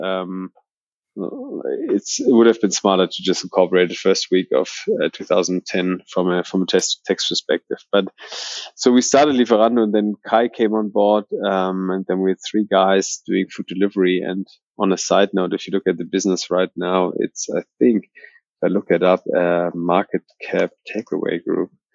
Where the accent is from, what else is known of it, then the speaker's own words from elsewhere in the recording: Berlin, Germany; also born or lived in Australia; I'm originally from Berlin, um, born in Berlin. I think one of the few Berliners in the Berlin startup um, scene, so to say, and never really left Berlin